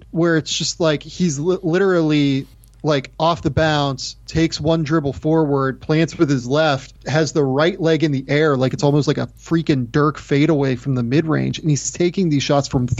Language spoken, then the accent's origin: English; Pittsburgh, Pennsylvania, United States; growing up in Pittsburgh